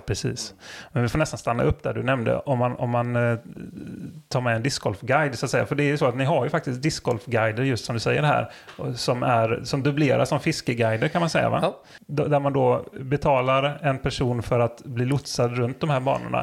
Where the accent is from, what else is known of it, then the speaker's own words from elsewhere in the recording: West coast of Sweden, West Sweden, Sweden; västkust tänker ju jag spontant som är därifrån